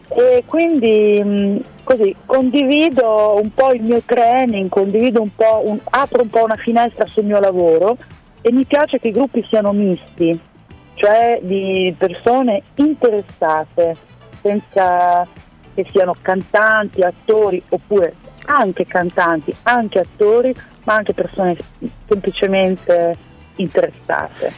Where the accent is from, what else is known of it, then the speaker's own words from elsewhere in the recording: Rimini, Emilia-Romagna, Italy; sono di Rimini, però sono metà italiana, metà austriaca.